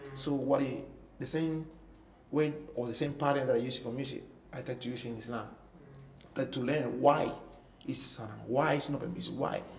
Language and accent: English; Cuba; English is a second language; moved away as an adult; also born or lived in Toronto, Canada / Vancouver, Canada / Singapore; I came from Cuba to Toronto. Toronto, we moved. I moved to Vancouver.